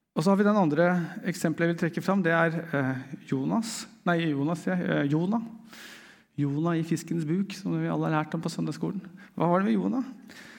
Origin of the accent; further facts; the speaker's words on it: Eastern Norway, Norway; meg som østlending, det er først når jeg kommer til Sørlandet, at jeg skjønner hva det vil si å være østlending